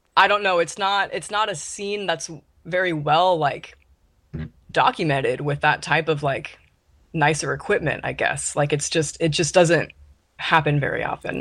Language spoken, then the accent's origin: English; Ventura, California, United States; moved away as an adult; now in Seattle, United States; I'm from Southern California, Ventura.